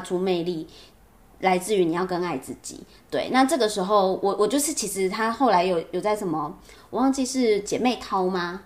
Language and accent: Chinese; Taipei, Taiwan; 我土生土长台北人